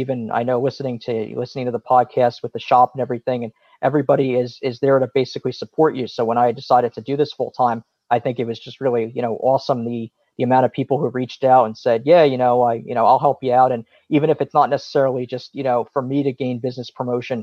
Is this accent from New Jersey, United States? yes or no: yes; Point Pleasant, New Jersey, United States; I grew up in Point Borough